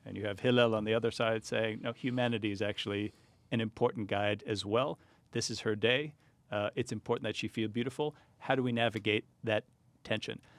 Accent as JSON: {"language": "English", "country": "United States", "tie": "born or raised there", "said": "I, I grew up here. I grew up in pretty non-Jewish environments"}